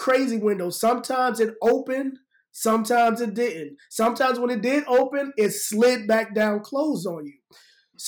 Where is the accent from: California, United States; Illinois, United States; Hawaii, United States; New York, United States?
New York, United States; New York City; I'm from New York, growing up in the Bronx